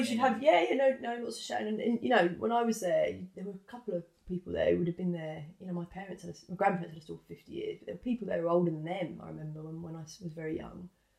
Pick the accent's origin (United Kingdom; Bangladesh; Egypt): United Kingdom; London; growing up in East London. Most of the kids I went to school with, everyone's parents, everyone was a West Ham fan.